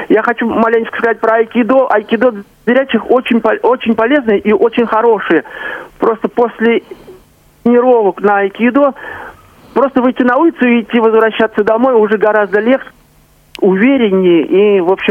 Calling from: Kazan, Tatarstan, Russia; я из Казани.

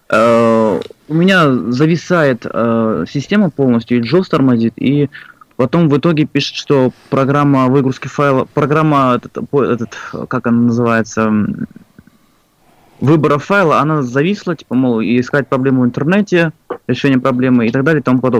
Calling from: Dagestan, Russia; звонил я к вам из Дагестана.

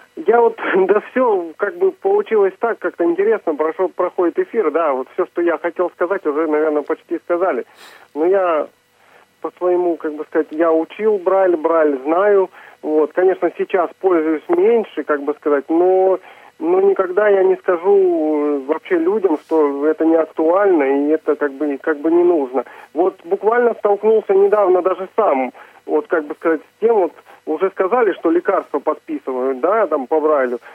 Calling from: Znamensk, Astrakhan Oblast, Russia; Я звоню из Астраханской области, город Знаменск

